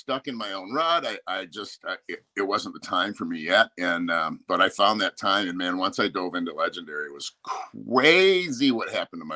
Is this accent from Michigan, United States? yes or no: yes; Southwest Michigan, United States; I'm from Michigan. I'm from Southwest Michigan.